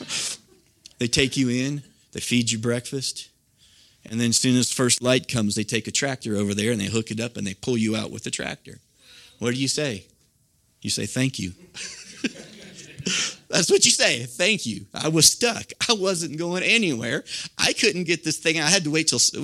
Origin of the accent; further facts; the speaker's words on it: Nebraska, United States; I grew up in the Midwest, as most of you know, out in Nebraska